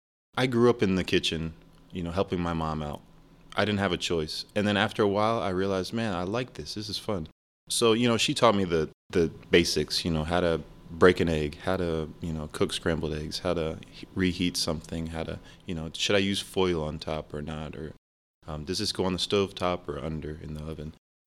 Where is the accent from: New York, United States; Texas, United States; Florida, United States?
New York, United States; Rochester; born there; also born or lived in Ohio / Argentina; So we moved around a lot. I was born in Rochester, New York. Went to school in Ohio.